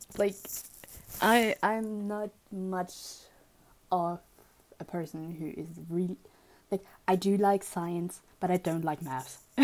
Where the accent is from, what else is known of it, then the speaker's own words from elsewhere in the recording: Germany; I grew up in Germany